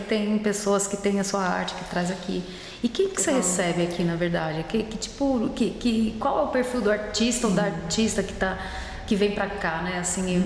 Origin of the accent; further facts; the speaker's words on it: Brazil; now in Germany; a gente fala como brasileiro